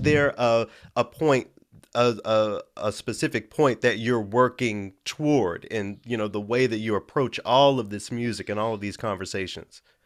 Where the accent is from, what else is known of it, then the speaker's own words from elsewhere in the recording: Memphis, Tennessee, United States; I'm from Memphis. So being in a, a predominantly black city